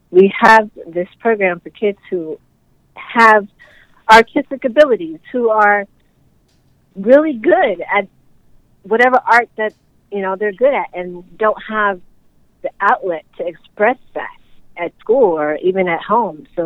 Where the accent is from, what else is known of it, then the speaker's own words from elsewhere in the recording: Nigeria; that was when I started to fit in my identity as an African mm. or as a Nigerian